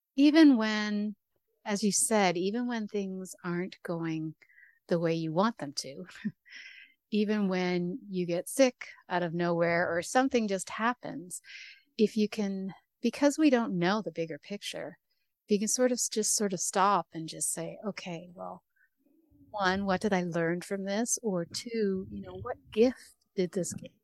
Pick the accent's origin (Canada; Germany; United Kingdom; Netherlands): Canada; I'm from Canada